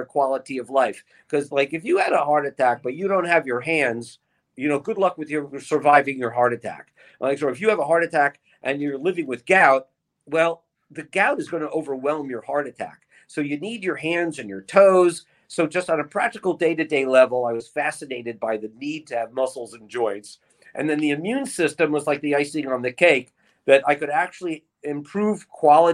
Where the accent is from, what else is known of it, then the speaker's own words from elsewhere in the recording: Long Branch, New Jersey, United States; now in Hollywood, Florida, United States; A Jersey Shore, Long Branch, Asbury Park, ….